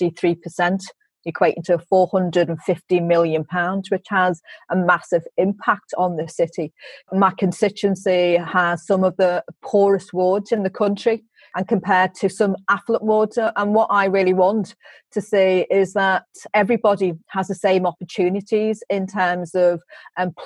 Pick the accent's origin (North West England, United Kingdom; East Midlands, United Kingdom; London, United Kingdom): North West England, United Kingdom; Liverpool; my early life growing up in Liverpool 8 and going to St. Margaret's